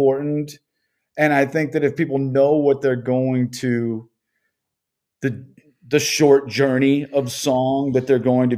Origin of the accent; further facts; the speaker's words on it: Los Angeles, California, United States; I was born and raised in Los Angeles